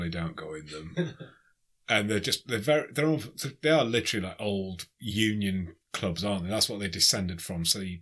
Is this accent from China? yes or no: no; Sheffield, Yorkshire and the Humber, United Kingdom; I was from Sheffield.